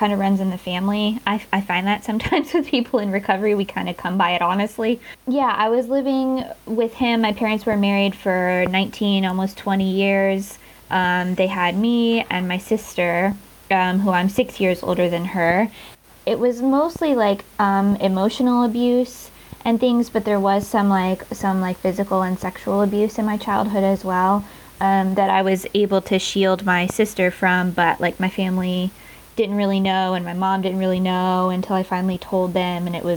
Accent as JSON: {"language": "English", "region": "North Carolina", "country": "United States", "moved": "as an adult", "lives_now": "Newcastle, United Kingdom", "said": "I'm originally from North Carolina in the States."}